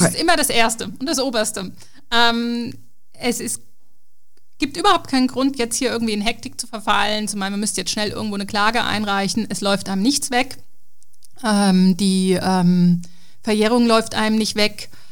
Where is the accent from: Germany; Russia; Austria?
Germany; als Deutscher